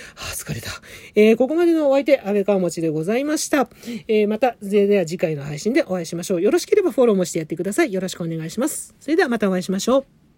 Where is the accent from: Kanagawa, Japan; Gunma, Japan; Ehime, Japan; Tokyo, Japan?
Tokyo, Japan; Adachi; 生まれも育ちも東京は足立区でございます